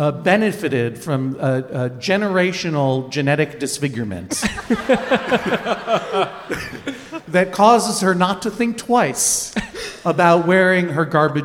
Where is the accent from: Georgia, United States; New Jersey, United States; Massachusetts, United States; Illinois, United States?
Massachusetts, United States; also born or lived in Maine; now in Brooklyn, United States; I grew up in Massachusetts. Thank you very much. I have lived and continue to live very happily most of the time in Brooklyn, New York.